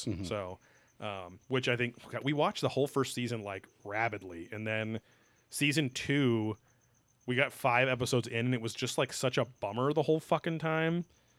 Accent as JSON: {"language": "English", "country": "Philippines", "said": "I'm Filipino."}